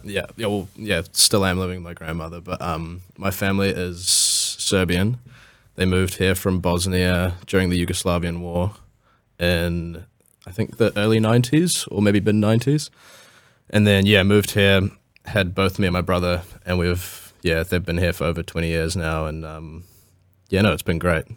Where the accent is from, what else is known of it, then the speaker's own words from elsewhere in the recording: Takapuna, Auckland, New Zealand; I am from Takapuna originally. I was born and raised there.